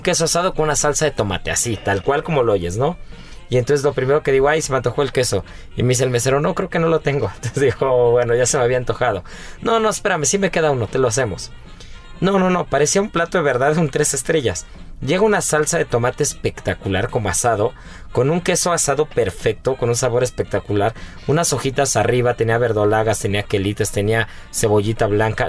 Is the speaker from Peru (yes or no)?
no; Mexico; nosotros como mexicanos